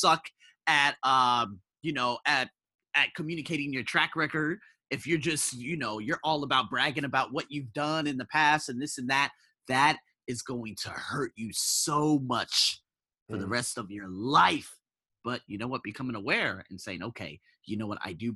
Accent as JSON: {"language": "English", "country": "United States", "moved": "as an adult", "lives_now": "Thailand"}